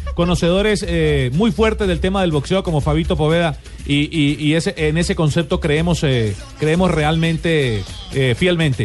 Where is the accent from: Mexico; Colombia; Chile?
Colombia; Yo soy colombiano